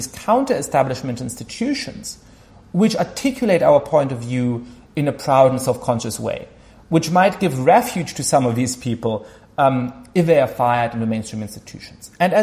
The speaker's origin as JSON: {"language": "English", "country": "Germany", "tie": "born or raised there", "said": "I grew up Jewish in Germany"}